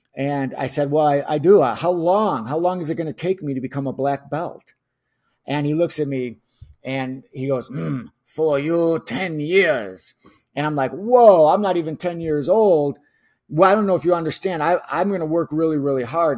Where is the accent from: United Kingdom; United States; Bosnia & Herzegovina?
United States; Chicago, Illinois; somebody who was born and raised in Chicago